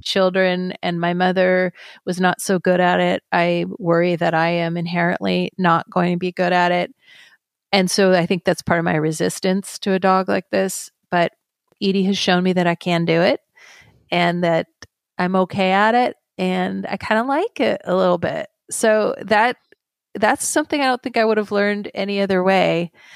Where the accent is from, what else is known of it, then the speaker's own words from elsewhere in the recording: Carmel Valley, California, United States; also born or lived in San Francisco; Then we would relocate back to my hometown in Carmel Valley